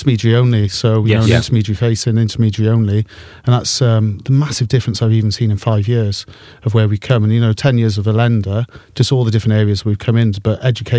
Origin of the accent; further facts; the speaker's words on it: Wales, United Kingdom; Wanted me to go to Principality Building Society, which is fond of my heart, being a Welsh boy.